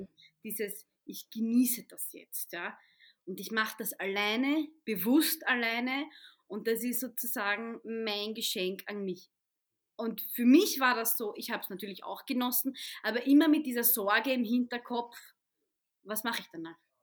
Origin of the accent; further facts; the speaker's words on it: Vienna, Austria; ich bin Wienerin, Muslima mit ägyptischen Wurzeln